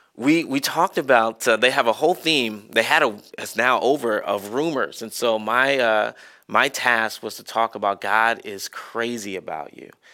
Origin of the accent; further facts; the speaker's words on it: Marietta, Georgia, United States; moved away; I loved growing up in Marietta